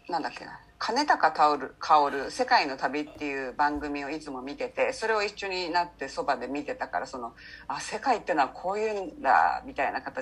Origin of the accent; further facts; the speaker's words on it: Hasuda, Saitama, Japan; moved away as an adult; now in San Diego, United States; ちょうど13歳の時に私埼玉なんですよね。えええ埼玉の蓮田ってとこに住んでたんですけど、